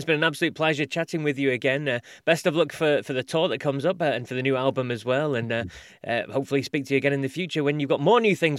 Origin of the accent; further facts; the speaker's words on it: United Kingdom; being British